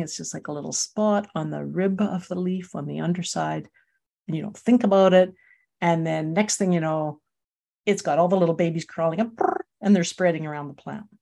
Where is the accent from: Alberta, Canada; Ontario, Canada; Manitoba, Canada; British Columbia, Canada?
Alberta, Canada; Calgary; moved away as an adult; I'm from Calgary